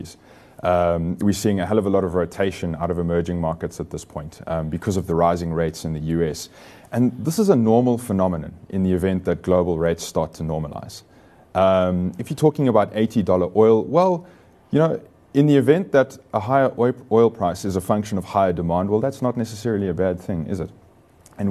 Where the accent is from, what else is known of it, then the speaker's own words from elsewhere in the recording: South Africa; as South African investors